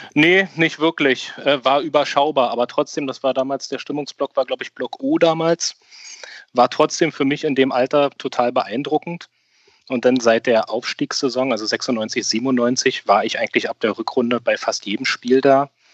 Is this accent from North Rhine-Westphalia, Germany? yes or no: no; Berlin, Germany; gebürtiger Berliner